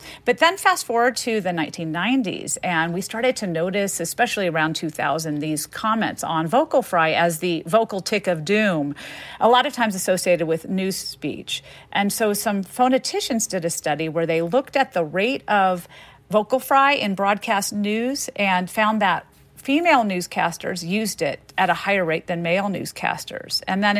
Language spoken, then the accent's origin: English; the South, United States; And so growing up in the South with French-speaking parents, I noticed how people responded to them because of the way they talk.